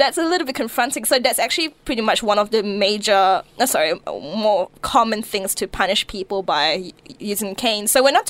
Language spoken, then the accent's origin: English; Malaysia; also born or lived in New Zealand; Look, I grew up in Malaysia a bit. I grew up in New Zealand a bit.